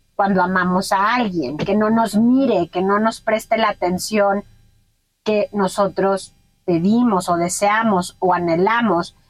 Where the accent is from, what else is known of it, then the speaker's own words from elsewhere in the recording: Mexico; en mi país, que es México